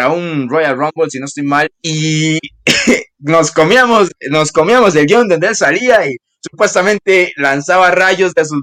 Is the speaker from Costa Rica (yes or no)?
yes; Costa Rica; Soy de Costa Rica, no importa